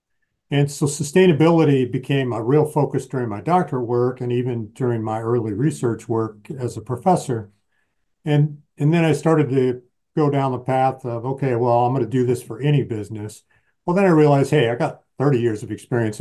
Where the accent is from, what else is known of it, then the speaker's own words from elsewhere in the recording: Michigan, United States; I grew up in the Midwest in Michigan